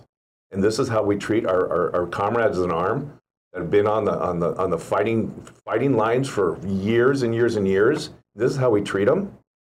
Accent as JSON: {"language": "English", "country": "United States", "said": "I feel great shame as an American"}